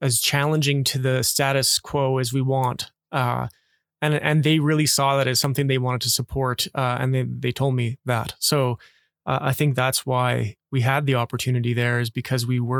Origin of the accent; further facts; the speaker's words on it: northern Alberta, Canada; being a Canadian